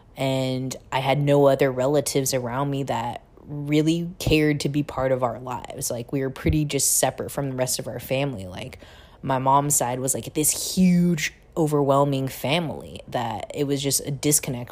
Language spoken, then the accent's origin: English; Seattle, Washington, United States; moved away as an adult; also born or lived in Busan, South Korea / San Francisco; I was adopted to a family in Seattle, Washington